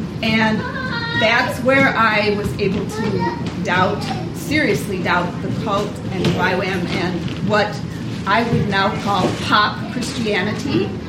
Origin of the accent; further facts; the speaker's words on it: Chicago, Illinois, United States; moved away; also born or lived in Fargo / Amsterdam; I'm from Chicago, and we lived in a hotel across the street from the federal building in downtown Fargo.